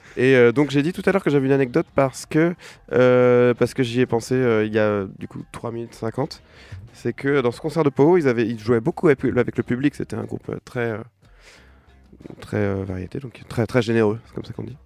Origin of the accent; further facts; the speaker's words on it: Saint-Étienne-de-Montluc, Pays de la Loire, France; also born or lived in Nantes; je suis né à Nantes, mais j'ai grandi à Saint-Étienne-de-Montluc, ce qui fait toute la différence.